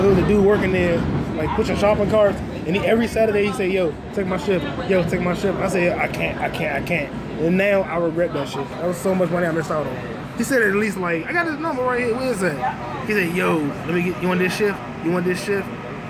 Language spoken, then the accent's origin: English; Fairfax, Virginia, United States; now in Clinton, United States; I'm from Fairfax. I'm from Fairfax. I just live there. Clinton, Maryland. I'm from Fairfax.